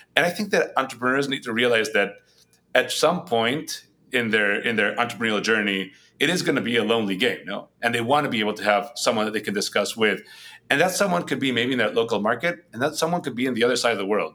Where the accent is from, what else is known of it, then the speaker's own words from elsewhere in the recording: Spain; first language Spanish; English is a second language; moved away as an adult; also born or lived in New York, United States; now in United States; I was brought up in Spain. That's where I'm originally from. So very different working in Madrid and where I had been born and raised